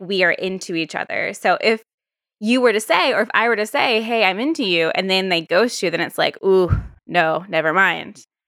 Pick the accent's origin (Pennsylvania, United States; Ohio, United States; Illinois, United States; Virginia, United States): Virginia, United States; moved away; also born or lived in New York; sort of from the South too. I'm from Virginia